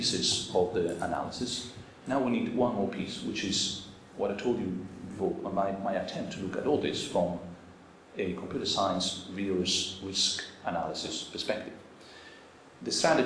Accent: Rome, Lazio, Italy; I grew up in suburbia in Rome

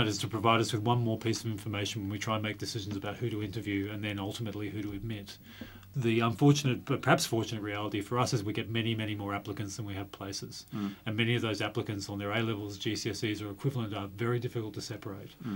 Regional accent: Australia; moved away as an adult; now in England; Both Leora and I are not from England. I'm Australian

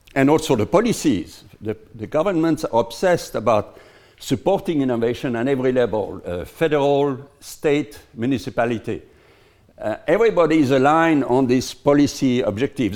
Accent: Lyon, Auvergne-Rhône-Alpes, France; in my hometown, in Lyon

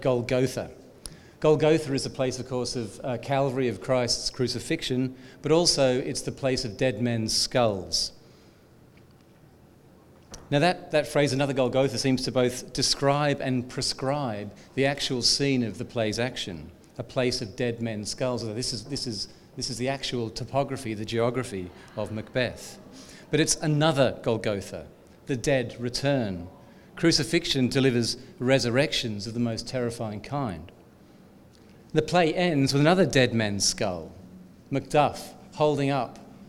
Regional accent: Australia; as an Australian

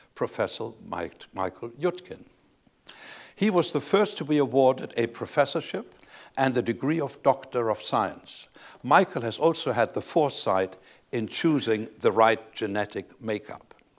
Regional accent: Leipzig, Saxony, Germany; I was born in Leipzig, Saxony, in the eastern part of Germany

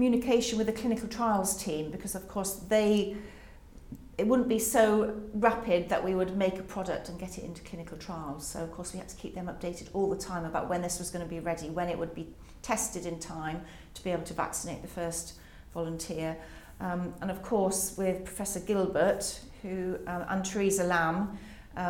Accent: Carmarthen, Wales, United Kingdom; moved away; also born or lived in Oxford; in Carmarthen in West Wales where we grew up

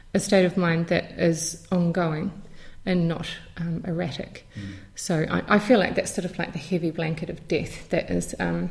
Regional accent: New Zealand; growing up in New Zealand

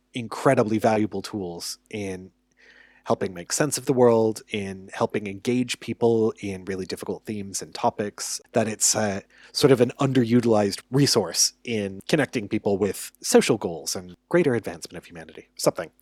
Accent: United States; as an American

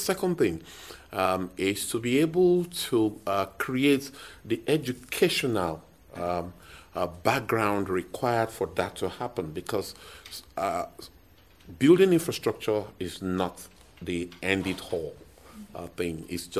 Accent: Nigeria

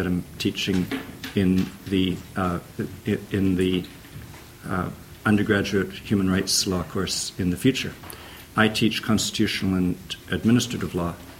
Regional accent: Canada; moved away as an adult; now in Oxford, United Kingdom; I'm Canadian

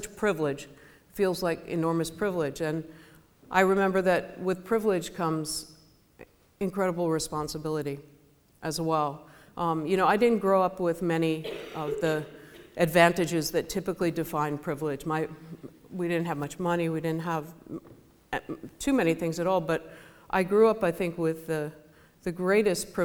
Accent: United States; I'm American

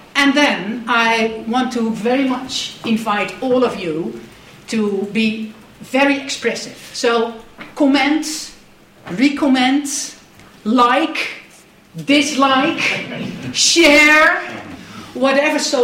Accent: Netherlands; I'm Dutch

